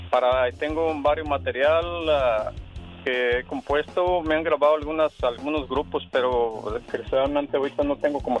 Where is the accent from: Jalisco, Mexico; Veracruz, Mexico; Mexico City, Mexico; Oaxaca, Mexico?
Jalisco, Mexico; Colotlán; now in San Bernardino, United States; Ah, mira, soy originario del estado de Jalisco, de, un pueblito que se llama Colotlán, Jalisco.